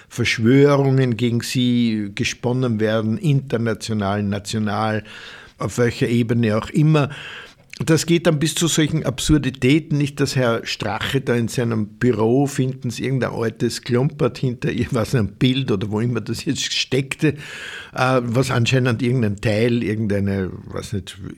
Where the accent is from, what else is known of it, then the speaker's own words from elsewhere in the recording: Upper Austria, Austria; das ist ein ein Burschenschaftler aus Oberösterreich, also meine Heimat